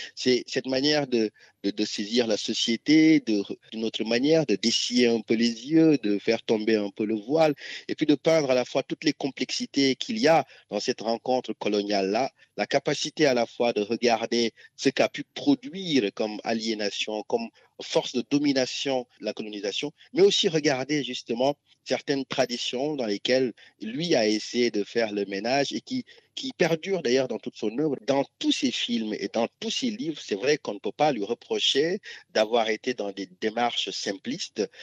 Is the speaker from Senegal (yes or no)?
yes; Ziguinchor, Senegal; on partage en commun la région de Ziguinchor